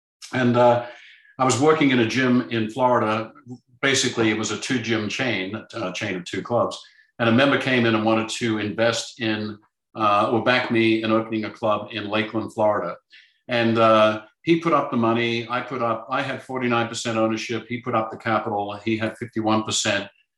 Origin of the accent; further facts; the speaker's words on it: Melbourne, Victoria, Australia; born there; The first situation is I was born in Melbourne, Australia.